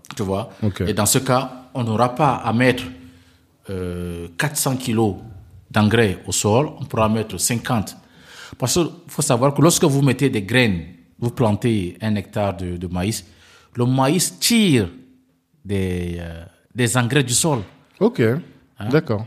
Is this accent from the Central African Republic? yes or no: yes; Central African Republic; chez nous en RCA